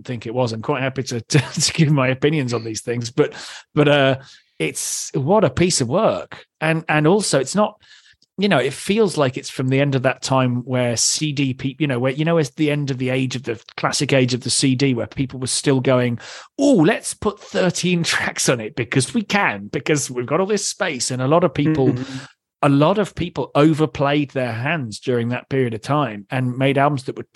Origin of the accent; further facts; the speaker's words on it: England, United Kingdom; accent: British; I'm an English guy